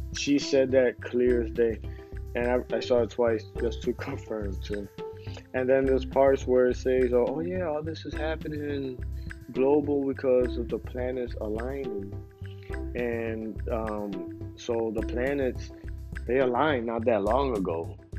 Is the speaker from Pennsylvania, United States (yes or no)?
yes; Philadelphia, Pennsylvania, United States; I'm from Philadelphia